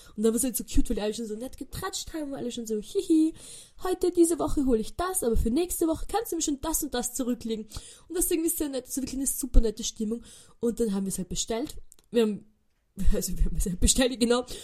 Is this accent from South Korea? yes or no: no; Austria; wir reden Deutsch, wir sind aus Österreich